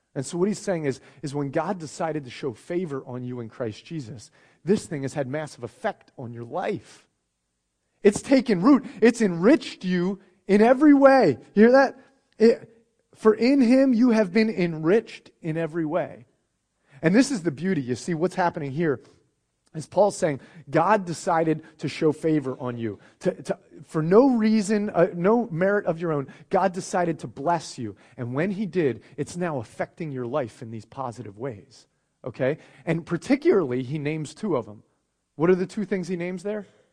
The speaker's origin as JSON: {"language": "English", "country": "United States", "said": "I'm an American"}